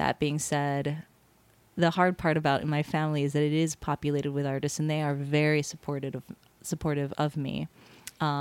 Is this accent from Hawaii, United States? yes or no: yes; Hawaii, United States; moved away; I'm from Hawaii